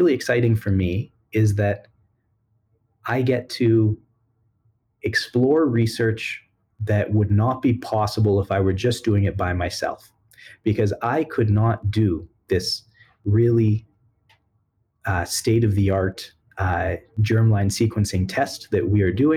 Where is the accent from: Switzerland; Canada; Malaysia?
Canada; Edmonton, Alberta; I was born and raised in Edmonton.